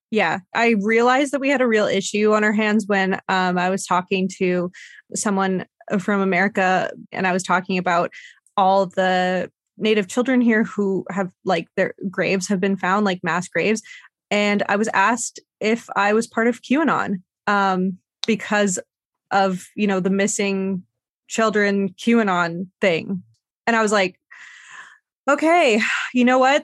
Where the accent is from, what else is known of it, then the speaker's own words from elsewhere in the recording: Canada; I love that I'm from Canada. I have a lot of good feelings towards this country